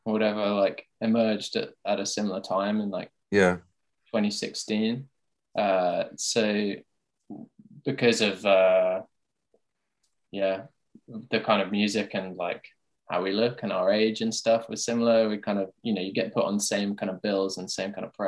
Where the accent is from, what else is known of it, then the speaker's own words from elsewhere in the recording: Tunbridge Wells, South East England, United Kingdom; my hometown is Tunbridge Wells